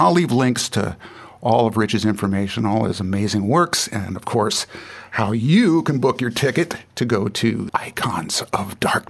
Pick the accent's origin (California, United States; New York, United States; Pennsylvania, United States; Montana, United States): California, United States; San Jose; also born or lived in Santa Cruz, California; I was born in San Jose, and I live in Santa Cruz.